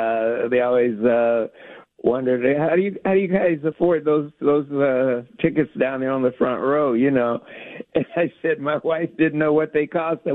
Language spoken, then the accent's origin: English; Arkansas, United States; also born or lived in North Portland, Oregon; now in Portland, United States; I'm from Arkansas